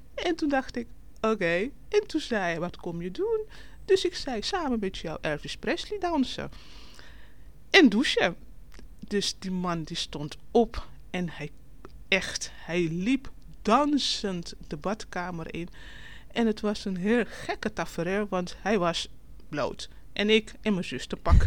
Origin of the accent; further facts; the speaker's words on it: Curaçao; moved away as an adult; now in Netherlands; Ik kom oorspronkelijk uit Curaçao